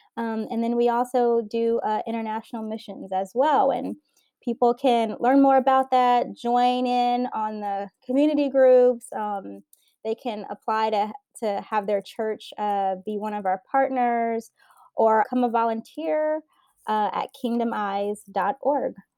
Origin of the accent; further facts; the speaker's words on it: South Louisiana, United States; now in San Francisco, United States; I grew up in South Louisiana